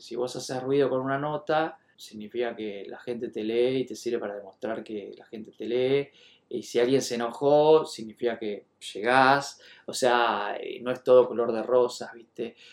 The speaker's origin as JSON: {"language": "Spanish", "region": "Buenos Aires", "country": "Argentina", "said": "soy de Buenos Aires"}